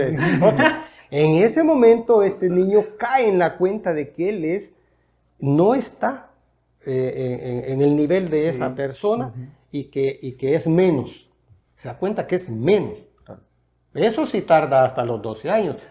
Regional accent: El Salvador; yo no soy una persona que me considere un salvadoreño específicamente nada más

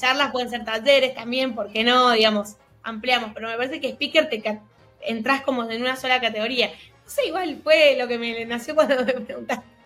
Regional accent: Mendoza, Argentina; yo soy de Mendoza, no soy de Buenos Aires, y acá te estila mucho romper con los esquemas

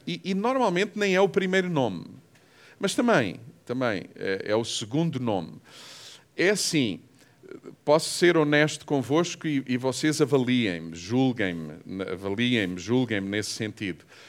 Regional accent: Portugal; sou português

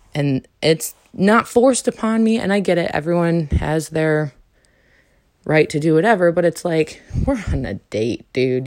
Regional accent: New York, United States; moved away as an adult; also born or lived in North Carolina / Arizona; I'm from New York. I coulda came back to New York and been around all the family

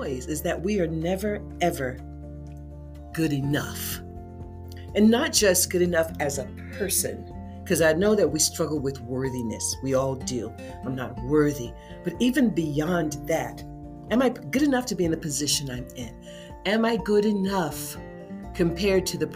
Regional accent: United States

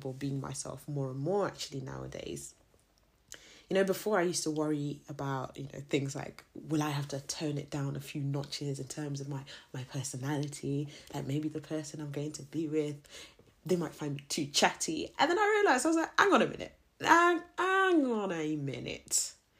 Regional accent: Zimbabwe; I'm not South African. I'm a Zim girl

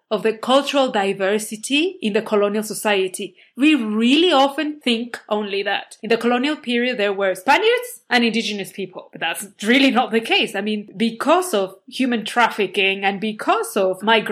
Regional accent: Puebla, Mexico; my city, my hometown, Puebla

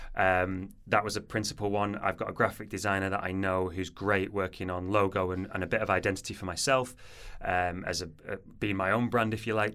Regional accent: Manchester, North West England, United Kingdom; moved away as an adult; also born or lived in Portsmouth; I'm from Manchester originally, as you can probably tell by my accent

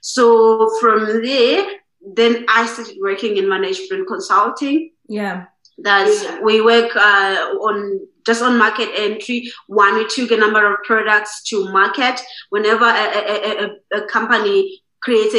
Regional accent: Eastern Cape, South Africa; I'm from the Eastern Cape side. Mm-hmm. It's just about an hour from Nelson Mandela's home. Yeah. So that's where I was born and I grew up.

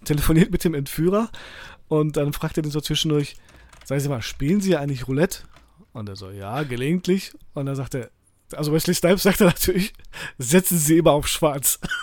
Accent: Poland; als Pole

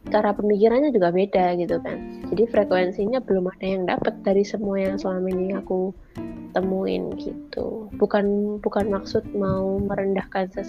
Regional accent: Java, Indonesia; moved away; namanya juga dari kecil besarnya di Jawa terus ke sini nggak punya

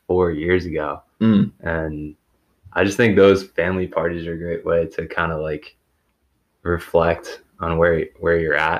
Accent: New Jersey, United States; moved away; I am from Jersey

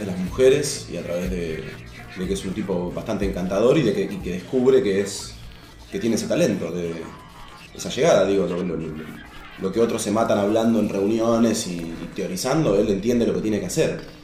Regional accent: Ameghino, Argentina; now in Buenos Aires, Argentina; soy del interior. Vine acá en el año 95

